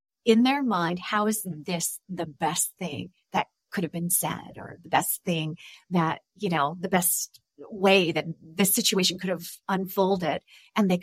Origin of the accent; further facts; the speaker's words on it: Los Angeles, California, United States; moved away as an adult; now in Mexico; I'm originally from California